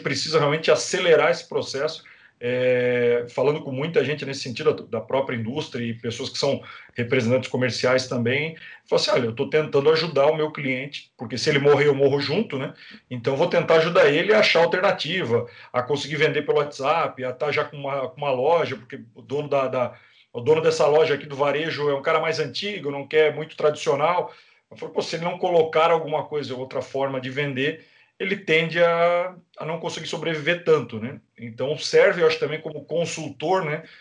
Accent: Brazil

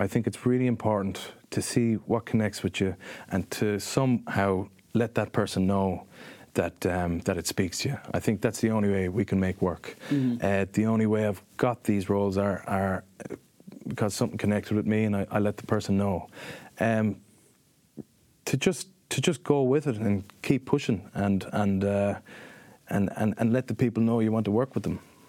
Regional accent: Dungarvan, Munster, Ireland; I'm going to Dungarvan tonight, my hometown.

